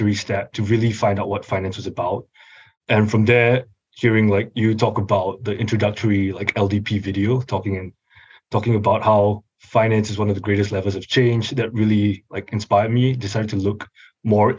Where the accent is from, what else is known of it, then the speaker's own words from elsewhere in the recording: Singapore; moved away as an adult; now in Los Angeles, United States; I am originally from Singapore. I was born and raised and moved here just for college.